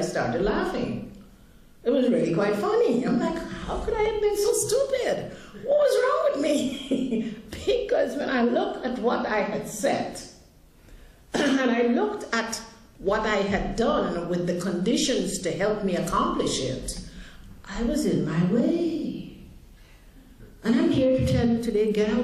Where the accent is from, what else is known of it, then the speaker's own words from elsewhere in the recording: Guyana; I grew up in Guyana, South America, where there was a tremendous amount of poverty.